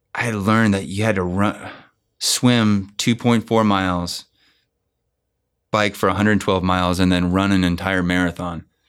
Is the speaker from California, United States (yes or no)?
yes; Bay Area, California, United States; it was nice to be back in the Bay Area